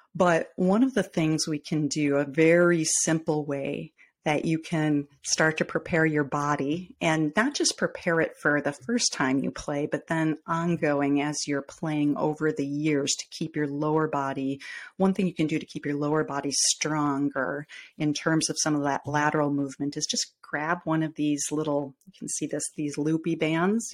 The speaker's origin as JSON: {"language": "English", "region": "Midwest", "country": "United States", "accent": "Midwestern", "said": "I am in the Midwest"}